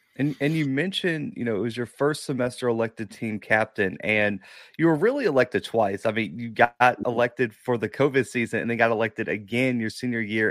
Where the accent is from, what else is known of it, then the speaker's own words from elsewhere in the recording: the South, United States; I'm from the South